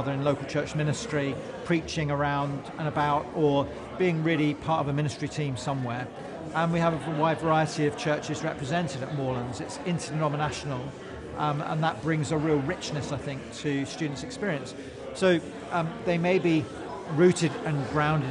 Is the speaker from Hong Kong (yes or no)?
no; Croydon, London, United Kingdom; moved away; also born or lived in West Wickham, Kent; I grew up in West Wickham in Kent and then Croydon in Surrey, so not too far away.